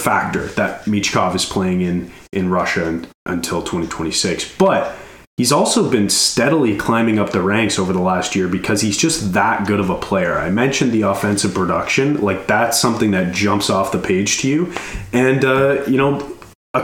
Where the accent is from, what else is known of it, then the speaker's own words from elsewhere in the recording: Canada; being Canadian